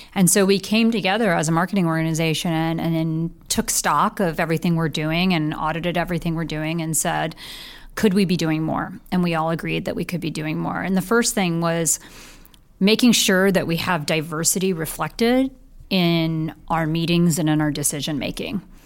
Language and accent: English; Bay Area, California, United States; I was originally from the Bay Area. And so being a, a Bay Area gal, I made my way back to the Bay Area